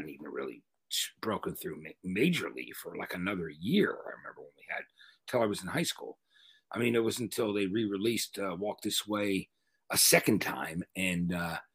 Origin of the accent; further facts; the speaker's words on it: East Brunswick, New Jersey, United States; also born or lived in Donellan; when we moved to the town that I ended up growing up in East Brunswick, New Jersey